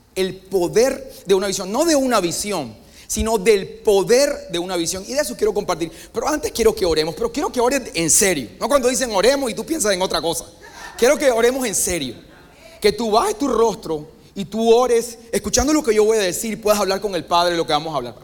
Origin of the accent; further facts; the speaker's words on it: Colombia; vengo de Colombia